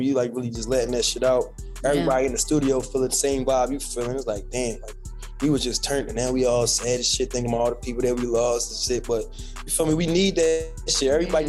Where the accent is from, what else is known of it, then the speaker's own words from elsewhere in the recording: Philadelphia, Pennsylvania, United States; I'm from Philly, you know, it's hard going up in Philly right now